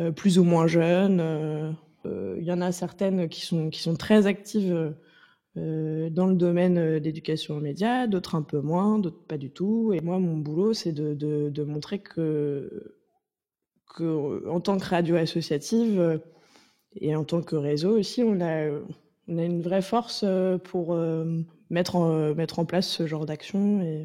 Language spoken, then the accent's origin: French; Nantes, Pays de la Loire, France; je viens de Nantes, euh, donc j'ai grandi en écoutant une radio associative